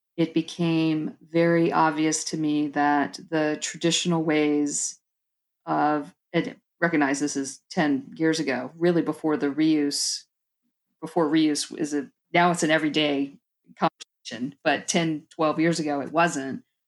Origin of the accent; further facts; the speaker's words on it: Tampa, Florida, United States; moved away as an adult; now in Georgia, United States; I was born and raised in South Florida, actually Tampa, and then spent about twenty years in South Florida on the East Coast